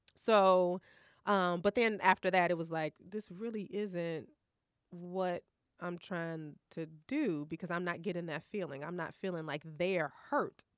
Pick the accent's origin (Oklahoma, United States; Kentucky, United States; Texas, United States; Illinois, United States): Illinois, United States; Maywood; I grew up in Maywood